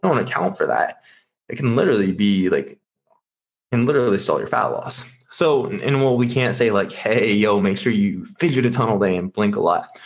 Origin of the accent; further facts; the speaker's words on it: Nebraska, United States; now in Scottsdale, United States; I'm currently located in Scottsdale. I am originally from Nebraska.